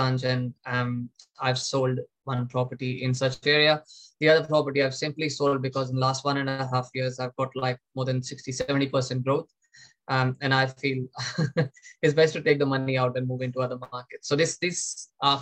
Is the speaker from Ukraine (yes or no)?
no; India; moved away as an adult; with the help of parents back in my home country, India.